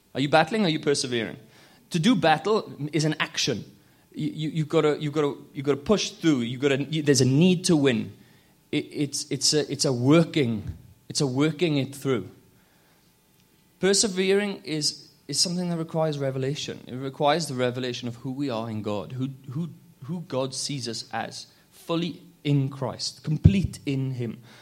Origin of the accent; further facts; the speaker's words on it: Wales, United Kingdom; now in London, United Kingdom; I'm from London. I'm originally from Wales